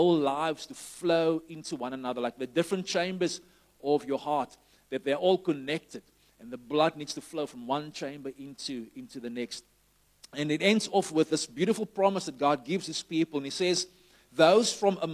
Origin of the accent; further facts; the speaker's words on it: Somerset West, Western Cape, South Africa; greetings from Shofar Summers the West, which is my hometown where I'm based now